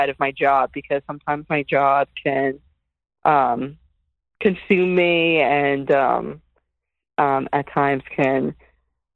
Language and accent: English; New Jersey, United States; I'm from Jersey. I've been in Jersey, Central Jersey, for, I guess, over 20 years, since 1998